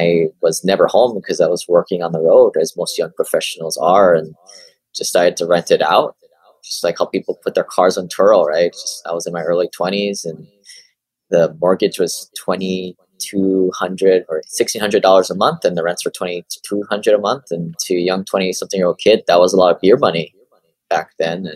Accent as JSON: {"language": "English", "region": "Hawaii", "country": "United States", "tie": "born or raised there", "moved": "yes", "said": "growing up in Hawaii, you know, you're all taught to kind of go to college, go to school in the mainland"}